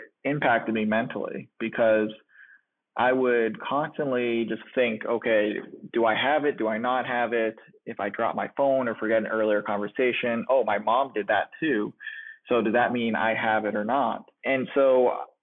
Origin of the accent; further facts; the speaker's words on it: Boston, Massachusetts, United States; I'm from the Boston area